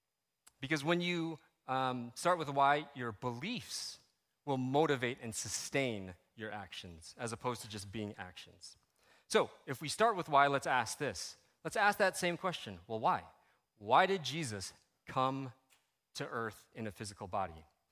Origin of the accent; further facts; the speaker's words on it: Philippines; People called me …, right? I'm Filipino.